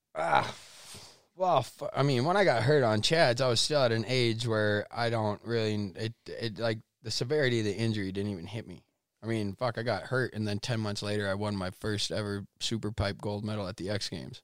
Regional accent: United States; as an American

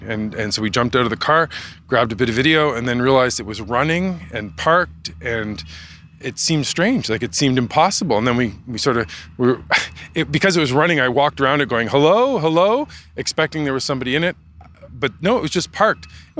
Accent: Eastern Townships, Quebec, Canada; I'm from Quebec. I'm actually from the Eastern Townships originally.

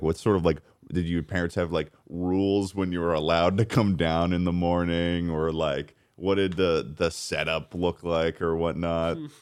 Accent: Massachusetts, United States; growing up in Massachusetts

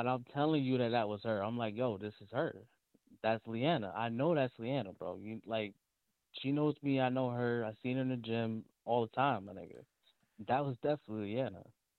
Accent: Paterson, New Jersey, United States; I'm from Patterson.

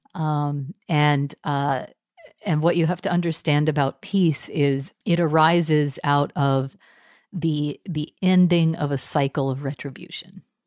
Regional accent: Texas, United States; moved away; also born or lived in Cambridge; I was raised Methodist in Texas

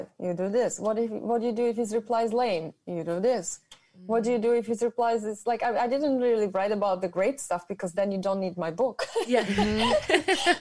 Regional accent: Germany; moved away; I'm from Europe. So in my country or where I'm from, and like I grew up in Germany

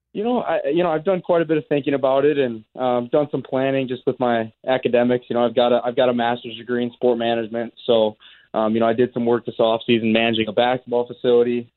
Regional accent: Chicago, Illinois, United States; moved away as an adult; also born or lived in Minneapolis / South Dakota; now in Winnipeg, Canada; I grew up in Chicago, spent time in Minneapolis, South Dakota

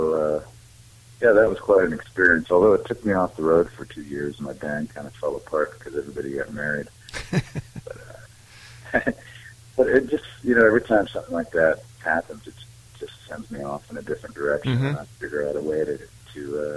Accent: Great Falls, Montana, United States; also born or lived in Billings, Montana; now in Fort Collins, United States; I grew up more in Great Falls, Montana, which is more central Montana out on the plains

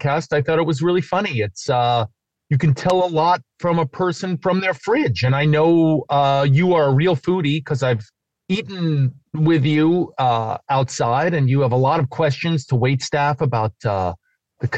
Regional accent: New York City, New York, United States; also born or lived in East Coast; now in California, United States; I'm from New York City

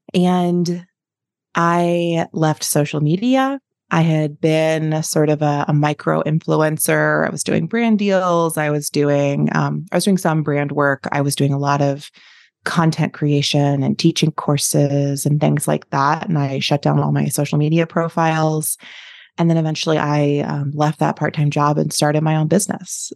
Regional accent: East Coast, United States; moved away as an adult; also born or lived in Chicago; now in Lincoln, United States; I had grown up on the East Coast

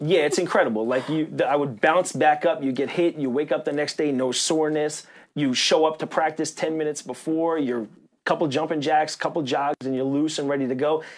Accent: New York, United States; as a New Yorker.

